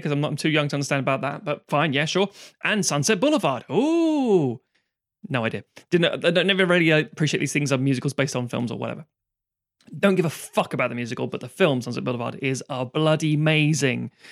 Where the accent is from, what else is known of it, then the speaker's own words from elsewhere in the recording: London, United Kingdom; I grew up in London